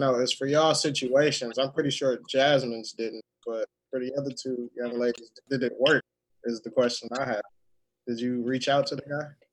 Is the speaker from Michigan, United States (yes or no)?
yes; Detroit, Michigan, United States; now in Texas, United States; I'm from Detroit, currently living in Texas